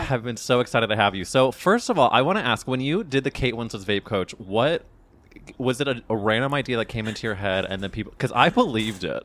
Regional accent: Midwest, United States; growing up in the Midwest

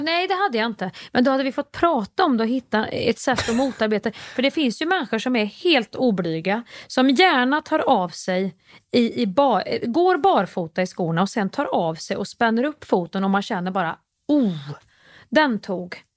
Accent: Kristinehamn, Värmland, Sweden; i Kristinehamn där jag växte upp

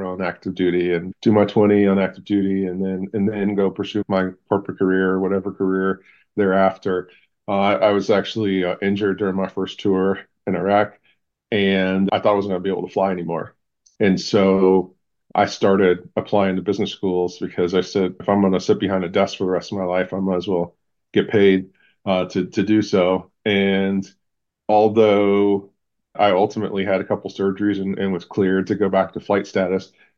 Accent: Cleveland, Ohio, United States; now in Phoenix, United States; I'm from Cleveland. And really a diehard Clevelander

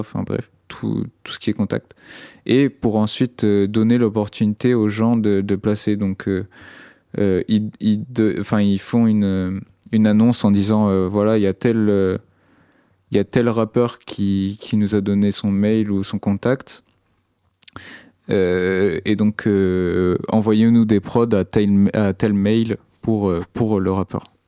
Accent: Brittany, France; now in Rennes, France; dans mon bled, qui c'est un bled euh, en Bretagne

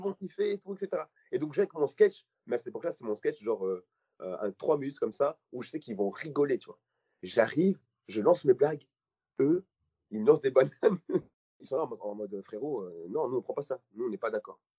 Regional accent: Belgium; je suis belge

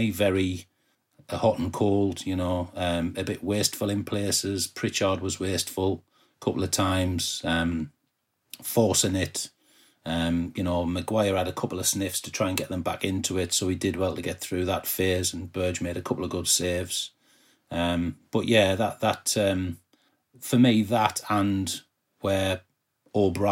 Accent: Peterborough, East of England, United Kingdom; I'm from Peterborough

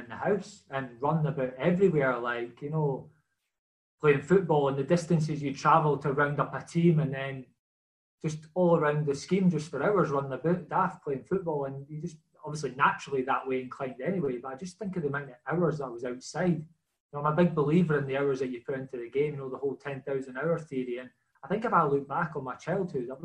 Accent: Dalkeith, Scotland, United Kingdom; I'm from the estate just outside Dalkeith, Mayfield

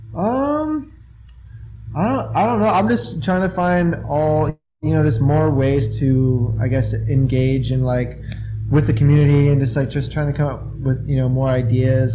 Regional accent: Indiana, United States; I'm from Indiana

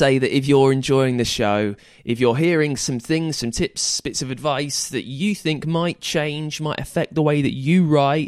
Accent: United Kingdom; I'm British.

